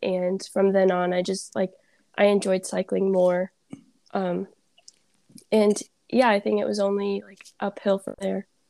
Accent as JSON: {"language": "English", "town": "Vernon Hills", "region": "Illinois", "country": "United States", "said": "I'm from Vernon Hills, Illinois."}